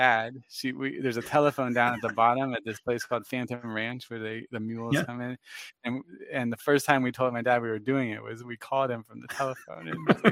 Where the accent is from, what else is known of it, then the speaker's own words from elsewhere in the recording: Florida, United States; we're from Florida